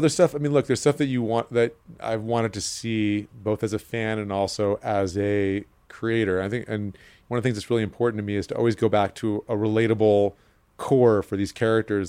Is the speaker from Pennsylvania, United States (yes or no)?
no; New York City, New York, United States; I'm a New Yorker, and I grew up here